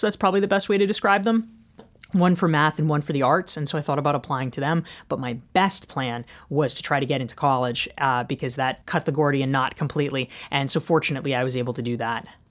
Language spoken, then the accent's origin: English; Pinehurst, North Carolina, United States; I grew up in Pinehurst, North Carolina, which is the golf capital of the world